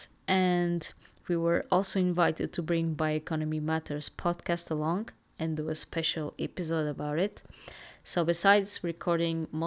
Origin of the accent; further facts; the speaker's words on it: Portugal; I'm from Portugal.